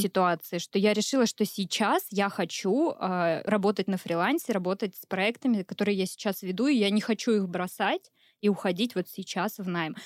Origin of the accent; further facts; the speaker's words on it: Uryupinsk, Volgograd Oblast, Russia; родилась-то я в Урюпинске